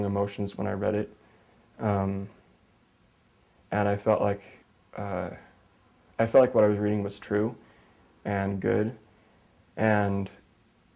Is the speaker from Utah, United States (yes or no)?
yes; Salt Lake City, Utah, United States; also born or lived in Minnesota; I'm from Salt Lake City, Utah